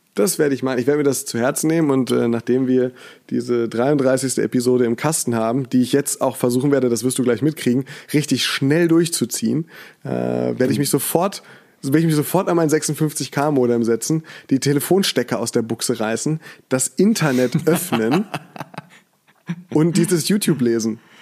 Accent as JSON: {"language": "German", "town": "Mainz", "region": "Rhineland-Palatinate", "country": "Germany", "moved": "as an adult", "lives_now": "Cologne, Germany", "said": "als Mainzer"}